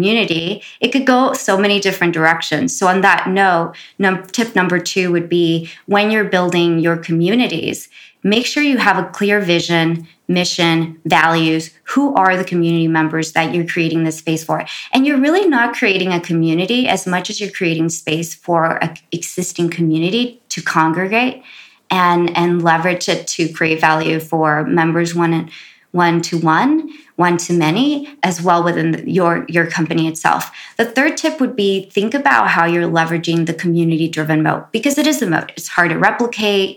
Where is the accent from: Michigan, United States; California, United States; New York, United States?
California, United States; Los Angeles; also born or lived in Compton; growing up in South Central